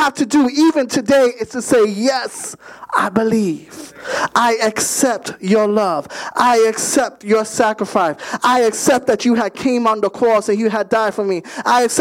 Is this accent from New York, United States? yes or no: yes; New York City, New York, United States; I was born and raised in Bronx, New York